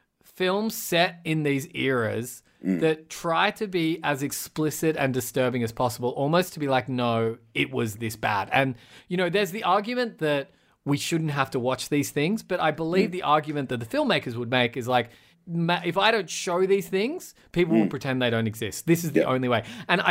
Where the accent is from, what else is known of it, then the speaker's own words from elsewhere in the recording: Australia; I'm an Australian. It's a word that doesn't mean that much to me.